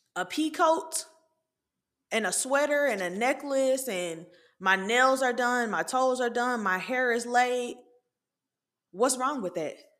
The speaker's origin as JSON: {"language": "English", "town": "Atlanta", "region": "Georgia", "country": "United States", "tie": "born or raised there", "said": "I'm from Atlanta. I'm from the city of Atlanta."}